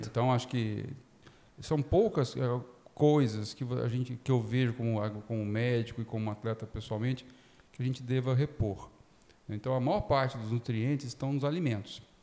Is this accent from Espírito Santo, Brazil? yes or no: yes; Espírito Santo, Brazil; moved away as an adult; also born or lived in São Paulo; Eu sou formado na Federal do Espírito Santo, onde minha família mora. E na, até o final da faculdade eu jogava voleibol, fui seleção estadual lá na época, juvenil